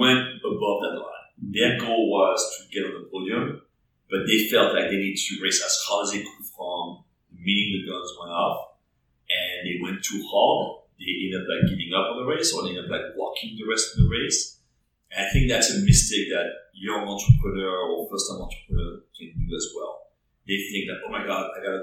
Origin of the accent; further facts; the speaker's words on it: France; English is a second language; moved away as an adult; now in New York, United States; I was born and raised in France. I moved to New York when I was 22, so I went to college in France.